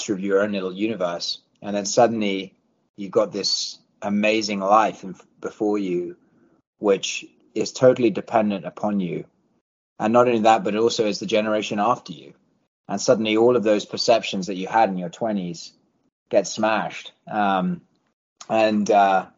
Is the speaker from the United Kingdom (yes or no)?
yes; London, United Kingdom; moved away as an adult; also born or lived in Washington, D.C.; now in Nashville, United States; English born and bred, raised in London